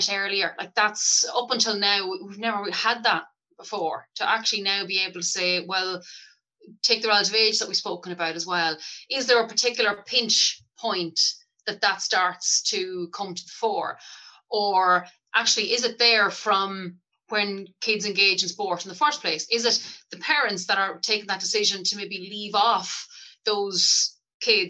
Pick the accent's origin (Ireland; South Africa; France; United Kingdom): Ireland; Cooley Peninsula, County Louth; also born or lived in Dundalk; I grew up in Blurgan Football Club up in the Cooley Peninsula